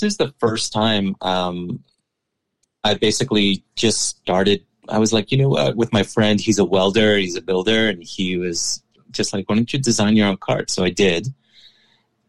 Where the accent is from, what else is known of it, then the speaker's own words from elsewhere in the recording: New York City, New York, United States; I was born and raised in New York City. My family's from Ecuador